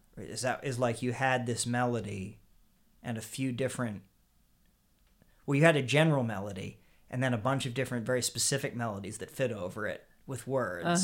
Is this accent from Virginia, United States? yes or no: no; Harrisburg, Pennsylvania, United States; now in Brooklyn, United States; I grew up in Harrisburg, Pennsylvania